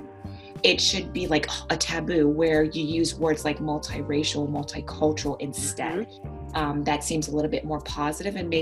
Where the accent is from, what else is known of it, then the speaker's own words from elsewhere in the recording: St. Lucia; also born or lived in Lincoln, Nebraska; now in Spokane, United States; originally I'm from the Caribbean, from the island of St. Lucia